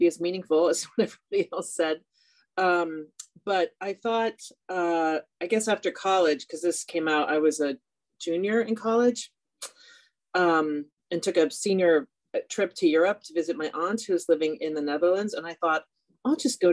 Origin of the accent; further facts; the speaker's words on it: California, United States; I'm also from California